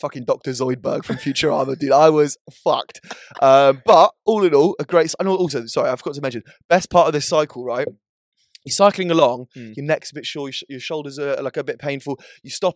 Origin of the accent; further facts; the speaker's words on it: Ireland; I'm Irish